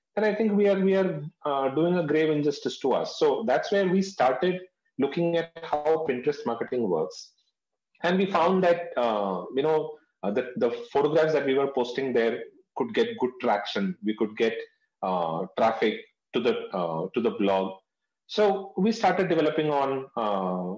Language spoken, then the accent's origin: English; North India, India; I'm from South India. But I've been born and brought up in North India